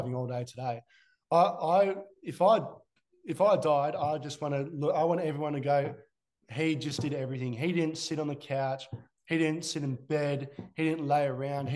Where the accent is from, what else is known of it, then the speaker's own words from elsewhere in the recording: Australia; As an Aussie